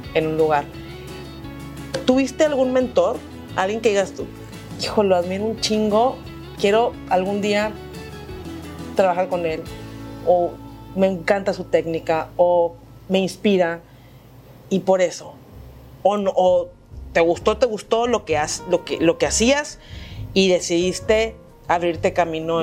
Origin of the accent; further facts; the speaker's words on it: Monterrey, Nuevo León, Mexico; Como buena regia y como buen regio